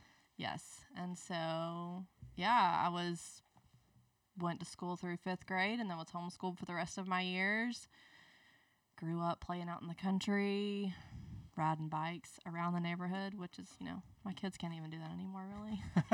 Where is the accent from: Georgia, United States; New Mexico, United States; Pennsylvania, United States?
Georgia, United States; Leesburg; accent: Southern; moved away as an adult; also born or lived in Albany, Georgia; now in Birmingham, United States; I grew up in Leesburg, Georgia.